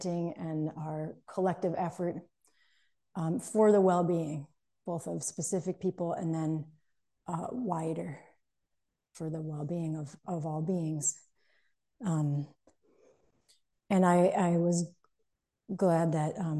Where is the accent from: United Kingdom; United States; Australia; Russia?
United States; outside of Boston, Massachusetts; I grew up outside of Boston in Massachusetts